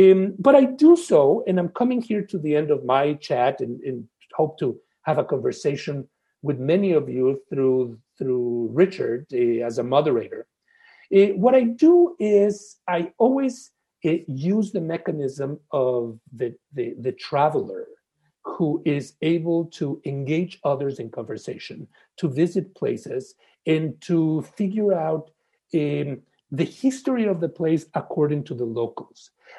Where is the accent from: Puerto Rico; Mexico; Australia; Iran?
Mexico; When I was growing up in Mexico, we were told that marrying a Shiksa would be better than marrying a Shahata